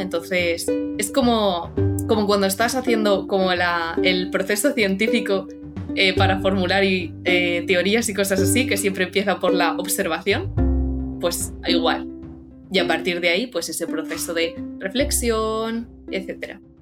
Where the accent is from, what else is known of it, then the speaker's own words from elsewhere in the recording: Cartagena, Region of Murcia, Spain; tengo 16 años y soy de Cartagena, de la región de Murcia.